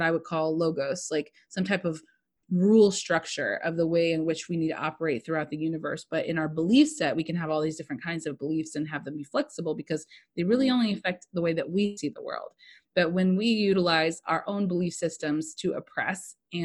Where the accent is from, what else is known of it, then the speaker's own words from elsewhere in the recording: United States; I'm just American and I'm a mutt